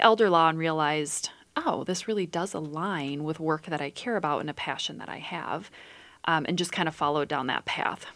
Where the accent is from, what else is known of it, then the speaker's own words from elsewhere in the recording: Dubuque, Iowa, United States; I was born in Dubuque, Iowa, and I grew up in the country